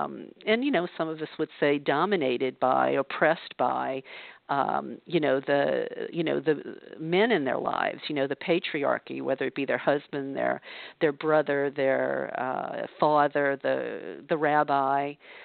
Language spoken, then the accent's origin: English; the South, United States; because I know that's what it was like for me growing up in the South.